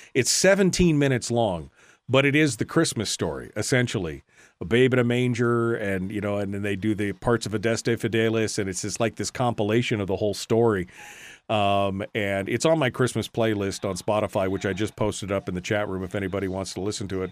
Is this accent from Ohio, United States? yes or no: no; Fairbanks, Alaska, United States; we'd have a big family party where the extended family, aunts and uncles and cousins and stuff would come when I lived in Fairbanks